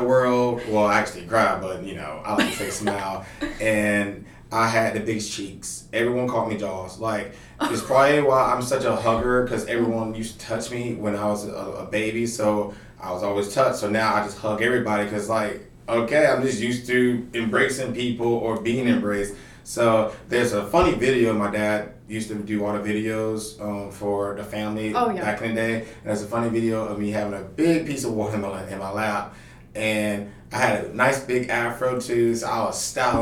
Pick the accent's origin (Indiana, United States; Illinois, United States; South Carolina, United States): South Carolina, United States; North Augusta; now in Columbia, United States; I'm from North Augusta, South Carolina, the pageant capital of the world